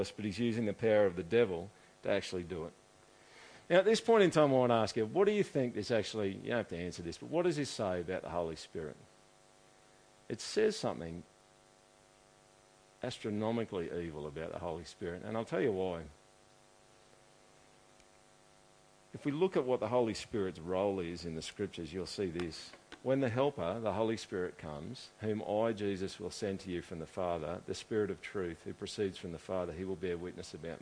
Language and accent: English; Australia; I'm like dude from Australia who we've never heard of before, who lives in a city that's got 100,000 people in it.